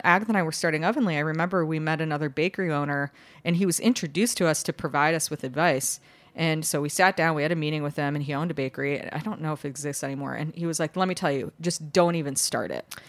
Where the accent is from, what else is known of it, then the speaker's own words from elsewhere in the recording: Chicago, Illinois, United States; now in New York City, United States; I grew up in Chicago